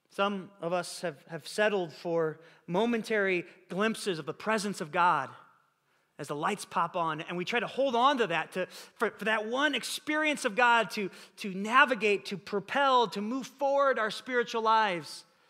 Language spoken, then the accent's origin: English; Illinois, United States; now in California, United States; We grew up together in Illinois